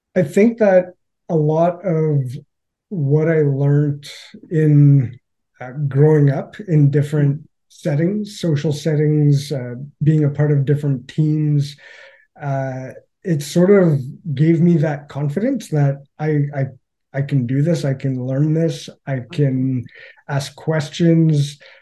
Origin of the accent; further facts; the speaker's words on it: Northern Ontario, Canada; growing up in Northern Ontario